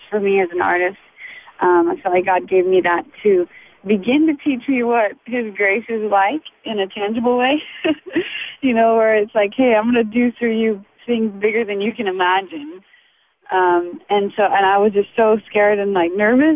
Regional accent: Washington, United States; I was born in a small town in Washington State, the northwest

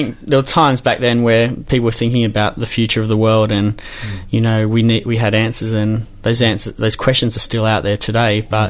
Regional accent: Newcastle, North East England, United Kingdom; Well, you know, Newcastle, one of the greatest cities in this country, of course.

